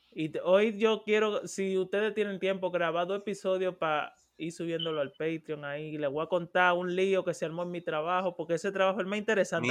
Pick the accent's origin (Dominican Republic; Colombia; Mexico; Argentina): Dominican Republic; moved away; yo soy dominicano